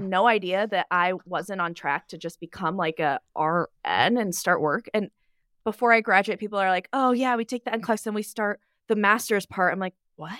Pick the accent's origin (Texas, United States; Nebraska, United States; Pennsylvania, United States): Nebraska, United States; I am from Nebraska. flyover state.